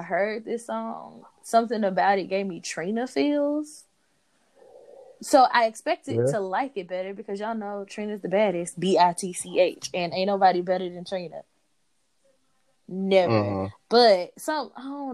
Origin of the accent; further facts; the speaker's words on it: Tennessee, United States; I'm from Tennessee